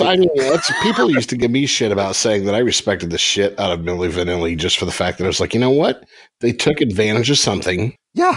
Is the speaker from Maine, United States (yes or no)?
no; Morrison, Illinois, United States; moved away; I grew up in Morrison, Illinois, which is right outside Rockford